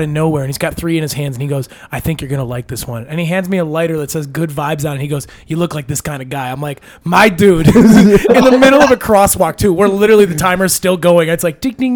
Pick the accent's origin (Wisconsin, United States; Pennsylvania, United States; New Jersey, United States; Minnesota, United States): Wisconsin, United States; we're from Wisconsin